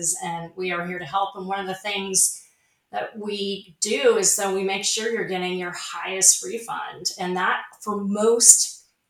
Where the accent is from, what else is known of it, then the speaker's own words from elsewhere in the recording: Snohomish, Washington, United States; moved away; I spent my formative years in a rural area in Washington State